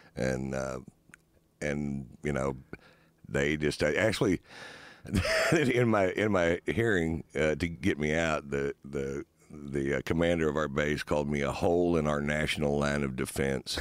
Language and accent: English; Northwest Texas, United States; I'm an idiot from Northwest Texas